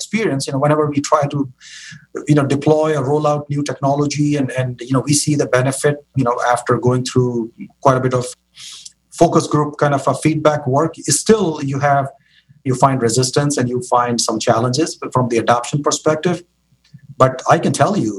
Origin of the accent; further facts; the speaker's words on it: Karachi, Sindh, Pakistan; moved away as an adult; now in San Francisco Bay Area, United States; born and raised in Karachi, Pakistan, you know, came to the United States for my higher education